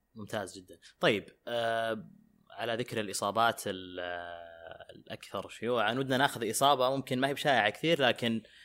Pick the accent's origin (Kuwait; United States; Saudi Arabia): Saudi Arabia